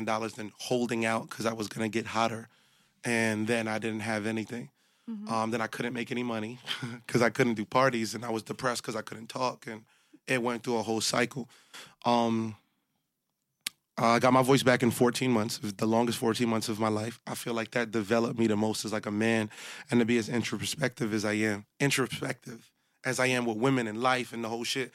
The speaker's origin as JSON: {"language": "English", "town": "New York City", "region": "New York", "country": "United States", "said": "I'm from the hundreds in Canarsie, Brooklyn"}